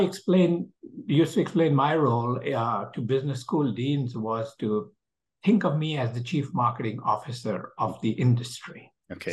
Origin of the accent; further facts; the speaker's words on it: India; moved away; I'm originally from India